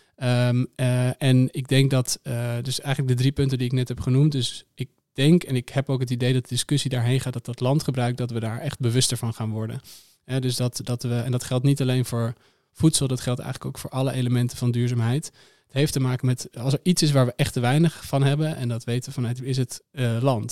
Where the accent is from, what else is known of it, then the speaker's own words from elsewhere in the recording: Amsterdam, North Holland, Netherlands; ik kom zelf uit Amsterdam